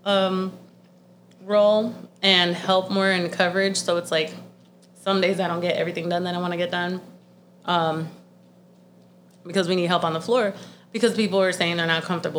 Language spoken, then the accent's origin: English; Florida, United States; I'm from Florida